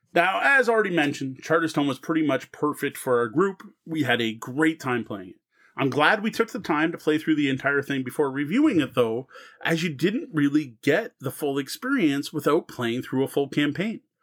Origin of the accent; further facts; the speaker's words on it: Canada; as a Canadian